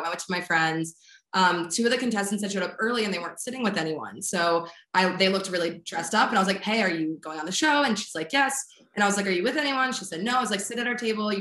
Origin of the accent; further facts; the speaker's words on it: East Coast, United States; moved away; also born or lived in Midwest; I'm from the East Coast originally. And so people are really forward and direct